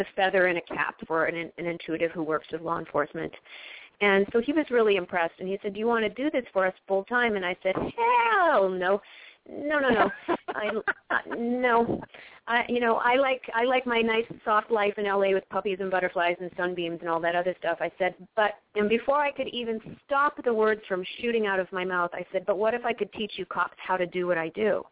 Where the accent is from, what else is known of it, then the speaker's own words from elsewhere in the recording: Canada; now in Los Angeles, United States; my hometown in Canada